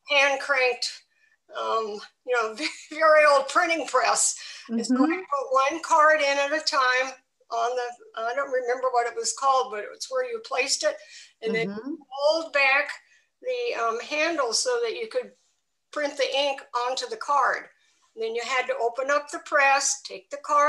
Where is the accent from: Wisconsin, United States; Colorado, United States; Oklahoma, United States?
Wisconsin, United States; Milwaukee; also born or lived in England / Libya / Norway; now in Vermont, United States; I was born in Milwaukee, Wisconsin, so a Midwestern person to begin